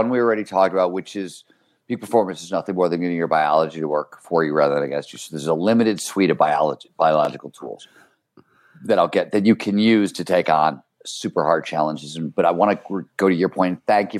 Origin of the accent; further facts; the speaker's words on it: Cleveland, Ohio, United States; when I was growing up in Cleveland, Ohio, right? Blue collar kind of childhood.